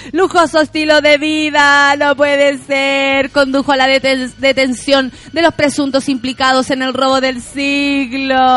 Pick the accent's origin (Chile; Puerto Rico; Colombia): Chile